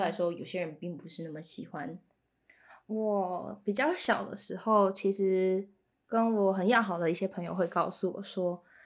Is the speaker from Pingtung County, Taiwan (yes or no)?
yes; Pingtung County, Taiwan; 我又来自屏东